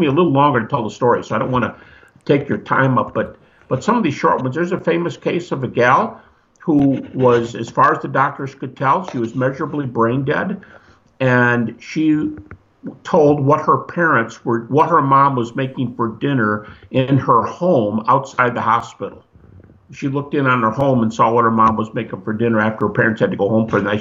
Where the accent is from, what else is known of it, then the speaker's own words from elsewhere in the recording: Detroit, Michigan, United States; I'm from Detroit, you know, drag racing capital